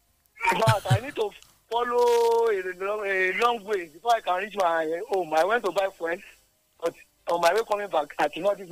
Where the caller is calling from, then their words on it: Ilaro, Ogun State, Nigeria; I'm calling from Ilaro.